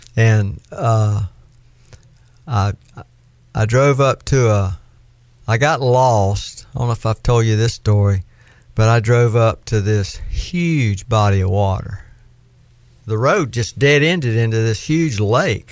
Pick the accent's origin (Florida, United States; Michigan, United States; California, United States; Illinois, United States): Florida, United States; accent: southern; I was from Florida